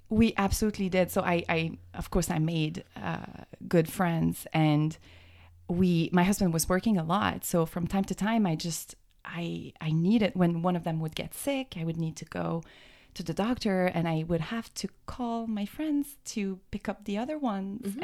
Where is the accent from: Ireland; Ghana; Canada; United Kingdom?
Canada; Quebec; moved away as an adult; also born or lived in Boston area; now in Boston, United States; we're from canada we're from um, quebec that's where my accent comes from